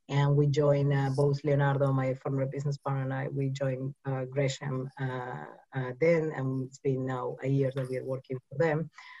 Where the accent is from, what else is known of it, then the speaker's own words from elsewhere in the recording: Uruguay; English is a second language; also born or lived in Mumbai, India; I'm originally from South America, Uruguay.